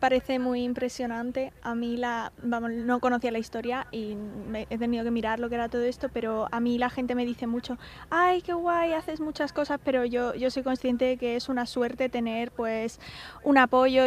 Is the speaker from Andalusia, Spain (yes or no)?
yes; Fuengirola, Andalusia, Spain; Nosotros somos de, de Fuengirola